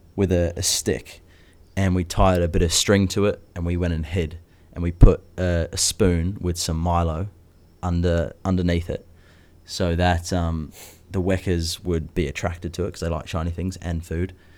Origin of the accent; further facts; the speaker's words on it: New Zealand; Growing up in New Zealand where nothing can kill you in the bush